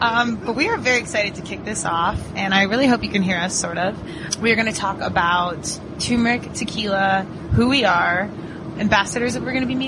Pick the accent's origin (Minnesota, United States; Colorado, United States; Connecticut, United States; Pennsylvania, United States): Colorado, United States; Aurora; also born or lived in Virginia; I'm from Aurora, Colorado. Born and raised.